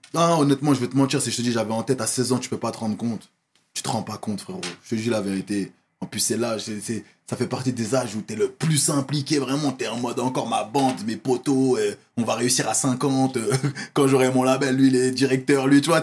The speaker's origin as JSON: {"language": "French", "town": "Évry", "region": "Île-de-France", "country": "France", "tie": "born or raised there", "said": "je fais toute ma scolarité à Évry. Je fais toute ma scolarité à Évry"}